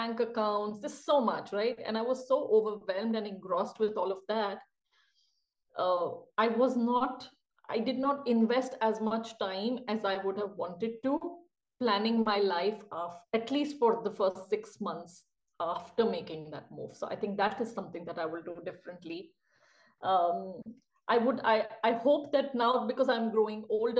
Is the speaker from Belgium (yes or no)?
no; India; moved away as an adult; also born or lived in Bangalore; now in Basel, Switzerland; I come from India